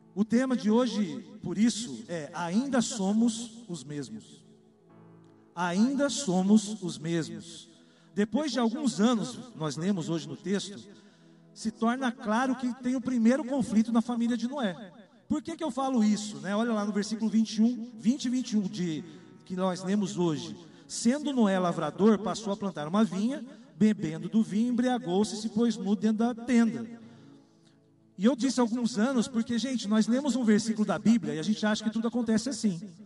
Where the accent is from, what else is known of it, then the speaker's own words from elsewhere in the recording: Salvador, Bahia, Brazil; Nasci em Salvador, na Bahia. Eu sou um soteropolitano